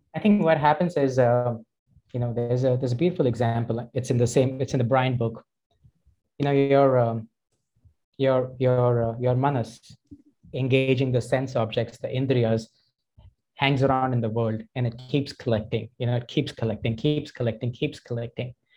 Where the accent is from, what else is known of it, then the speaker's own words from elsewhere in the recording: Delhi, India; moved away; also born or lived in Toronto; I grew up in Delhi